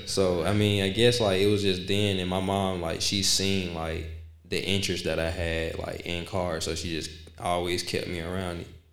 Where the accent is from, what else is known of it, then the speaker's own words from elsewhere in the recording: Decatur, United States; from Decatur, um, born and raised.